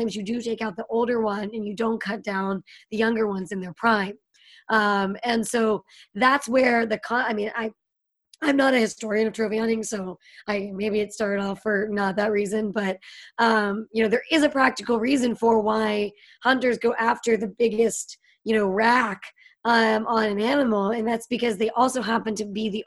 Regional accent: Pittsburgh, Pennsylvania, United States; moved away; I grew up in Pittsburgh, so there was a lot of hunting.

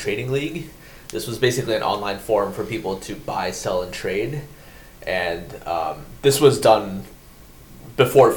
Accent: United States; moved away as an adult; now in Japan; when I first came here, being an American

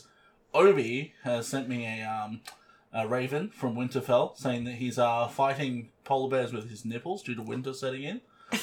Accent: Australia; We're Australian

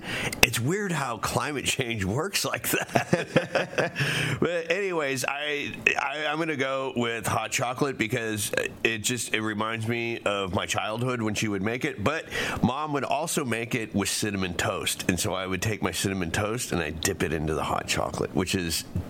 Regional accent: Florida, United States; I grew up in Florida

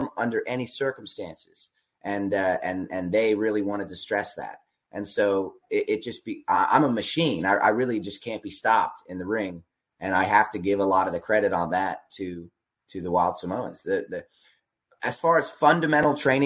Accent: Berks County, Pennsylvania, United States; I grew up in Berks County

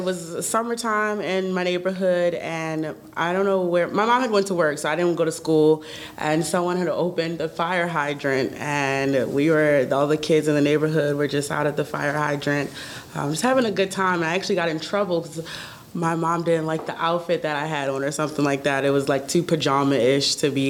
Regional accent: Baltimore, Maryland, United States; I'm from Baltimore as well. I'm from Cherry Hill, actually

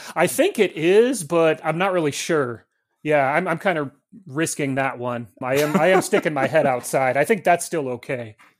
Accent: Montana, United States; moved away as an adult; now in Mount Pleasant, United States; I'm from Montana, like Zelwyn, and, uh, I happily and proudly still have the four oh six area code on my cell phone

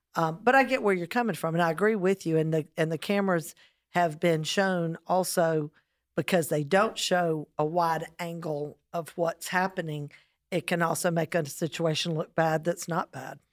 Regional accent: South Carolina, United States; as a South Carolinian

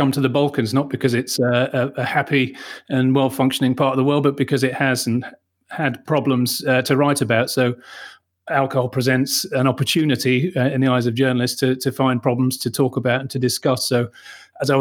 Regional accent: Manchester, North West England, United Kingdom; now in Austria; I'm a British journalist born in Manchester

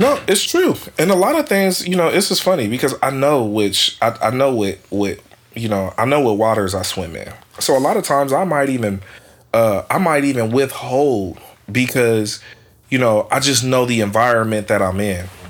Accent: Oakland, California, United States; I grew up in East Oakland

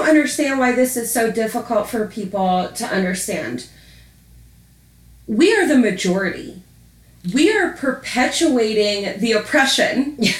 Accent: Baltimore, Maryland, United States; Baltimore, Maryland.

